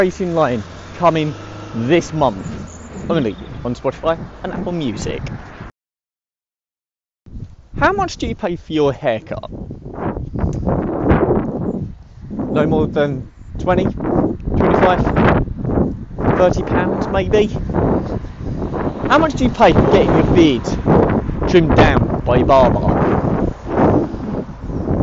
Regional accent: Essex, East of England, United Kingdom; accent: posh; also born or lived in London; obviously I now live in Essex and have lived here for over 20 years

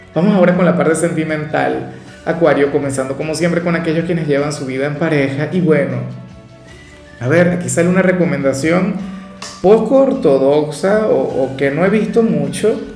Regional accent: Venezuela; a mí en mi país no me seguía casi nadie

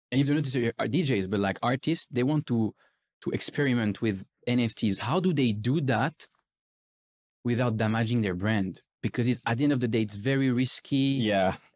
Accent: Switzerland; I remember being skiing in Switzerland with my parents because I'm from Switzerland.

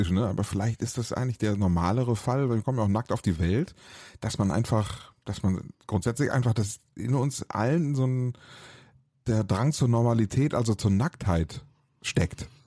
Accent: North Rhine-Westphalia, Germany; Was uns ja äh, eint, äh, sowohl dich als Frankfurter als auch mich als Ostwestfalen.

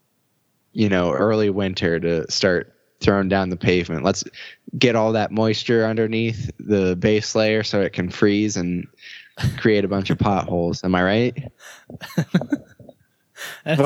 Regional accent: Warren, Pennsylvania, United States; we all lived on these type of roads growing up in Warren

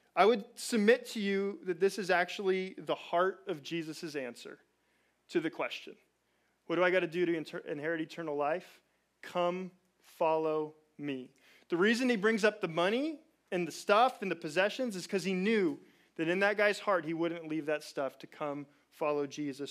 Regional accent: Chino, California, United States; I'm from Chino

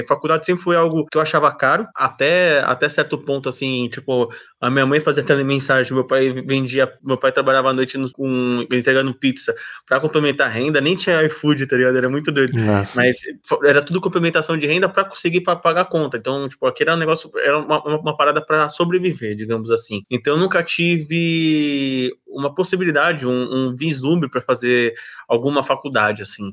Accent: São Paulo, Brazil; eu sou nascido e criado é, aqui no bairro da Moca, aqui em São Paulo, é, Zona Leste próximo do centro

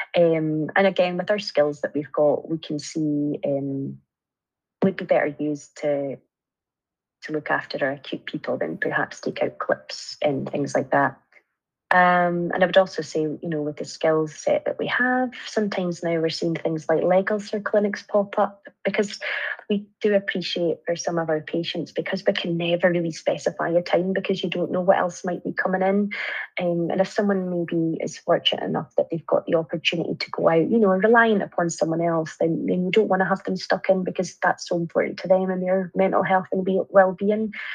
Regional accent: Arbroath, Scotland, United Kingdom; also born or lived in Edinburgh / France; a job came up in my hometown uh, in Arbroath

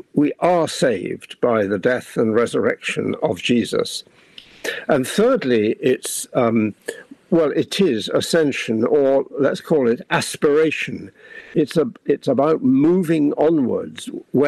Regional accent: India; born there; And I love India. I was born in India. And so Indian independence was a great event for me

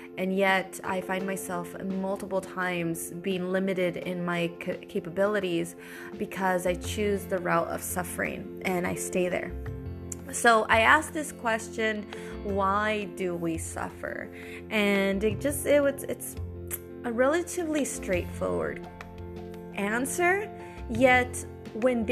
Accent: United States; moved away as an adult; now in Italy; I am American with a Latina background

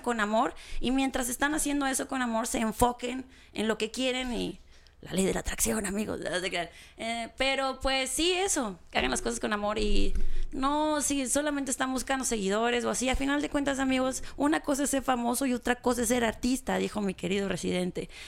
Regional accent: Gómez Farías, Chihuahua, Mexico; also born or lived in Cuauhtémoc, Chihuahua / Mexico City; nací en Cuauhtémoc y viví 14, los primeros 14 años de mi vida en un pueblito que se llama Gómez Farías

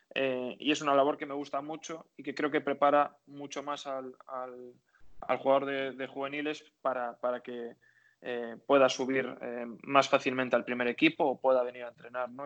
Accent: Galicia, Spain; único gallego que estaban en la plantilla

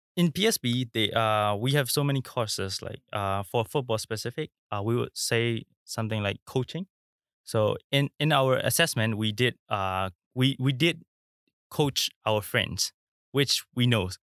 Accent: Myanmar; now in Singapore; I'm from Myanmar

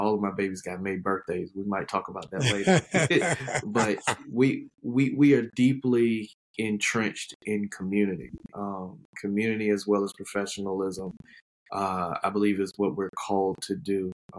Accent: Columbia, South Carolina, United States; also born or lived in Charlotte, North Carolina / Alabama; So born and raised in Columbia, South Carolina. Our family has been here in this community consecutively around 30 plus years. We spent some time in Charlotte, North Carolina

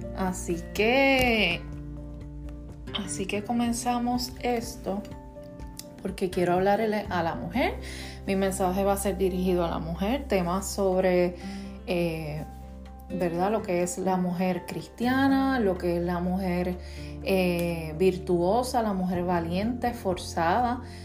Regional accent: Puerto Rico; soy boricua

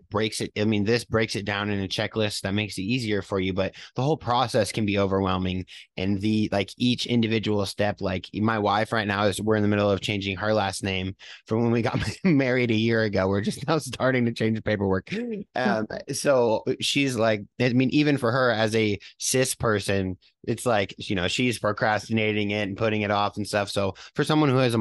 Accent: New York, United States; moved away; I was born in a different state than here. So I had to like reach out to New York to get my like birth certificate changed

